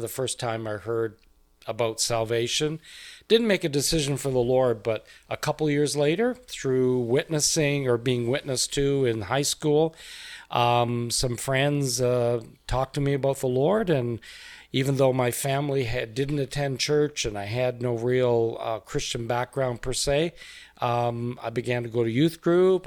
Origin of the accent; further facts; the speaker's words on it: Canada; moved away as an adult; also born or lived in Cameroon; we're from Canada originally. I was born and raised there